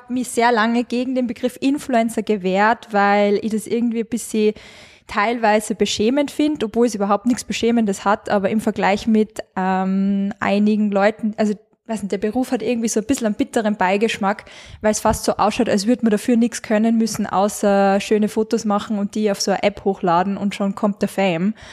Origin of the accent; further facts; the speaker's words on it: Carinthia, Austria; now in Salzburg, Austria; Ähm, ich komme ursprünglich aus Kärnten, man hört es nur mehr manchmal, zum Glück.